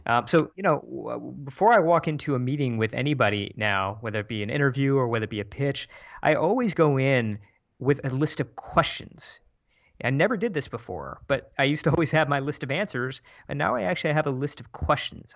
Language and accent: English; Michigan, United States; moved away as an adult; also born or lived in San Francisco; my hometown in Michigan